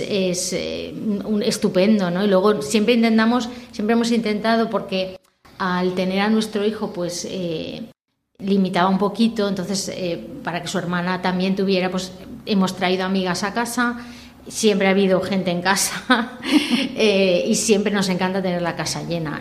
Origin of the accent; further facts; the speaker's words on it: Valencian Community, Spain; first language Valencian; Spanish is a second language; en casa somos valenciano parlantes pues, tanto por mi padre como mi familia paterna